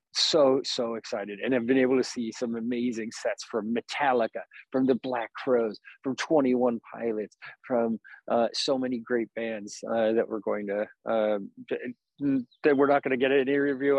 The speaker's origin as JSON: {"language": "English", "town": "Napa", "region": "California", "country": "United States", "tie": "born or raised there", "moved": "as an adult", "lives_now": "Vacaville, United States", "said": "I grew up here in Napa, and it's the place I know is home the most"}